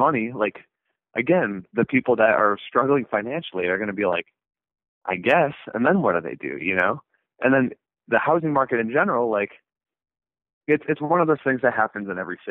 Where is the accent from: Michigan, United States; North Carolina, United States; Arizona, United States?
Michigan, United States; Flint; Flint, Michigan